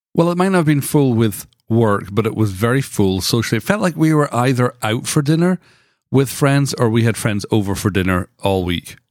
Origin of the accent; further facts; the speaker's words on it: United Kingdom; now in United States; I grew up in Britain